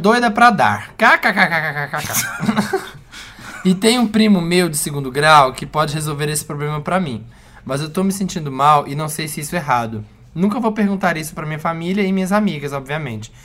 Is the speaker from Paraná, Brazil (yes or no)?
no; Minas Gerais, Brazil; como bom mineiro que sou